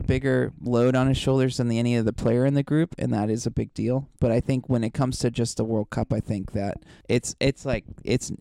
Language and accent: English; United States; as an American